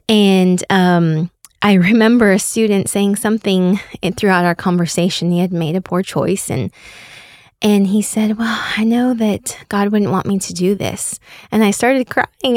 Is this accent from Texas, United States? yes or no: yes; Katy, Texas, United States; also born or lived in Austin, Texas; I grew up in Katy, and, um, I was a member of, uh, Saint Bartholomew.